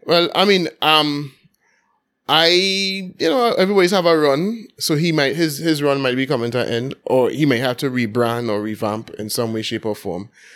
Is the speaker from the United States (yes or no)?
no; Port of Spain, Trinidad & Tobago; growing up in Belmont, everything going on for Carnival